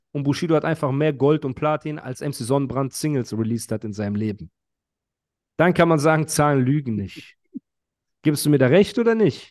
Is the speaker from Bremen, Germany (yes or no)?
no; Heidelberg, Baden-Württemberg, Germany; Ich bin Heidelberger